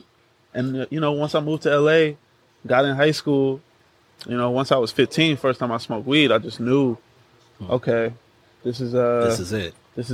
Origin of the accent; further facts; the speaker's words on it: Los Angeles, California, United States; also born or lived in New York / New Jersey / Atlanta, Georgia; I've been raised here. Like, this is where I was raised. Like, this is where I'm most comfortable.